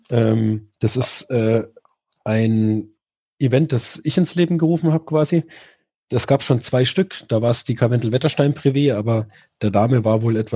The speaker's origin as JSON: {"language": "German", "town": "Murnau", "region": "Bavaria", "country": "Germany", "said": "bei uns in Murnau, also da, wo ich herkomme"}